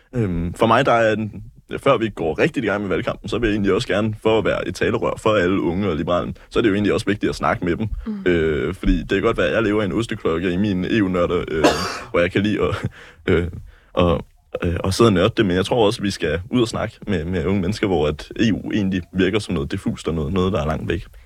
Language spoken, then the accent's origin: Danish; West Funen, near Assens, Southern Denmark, Denmark; also born or lived in Nuuk, Greenland; Jamen, jeg er vokset op på det vilde Vestfyn, øh, lidt uden for Assens, i en landsby, der hedder Turp.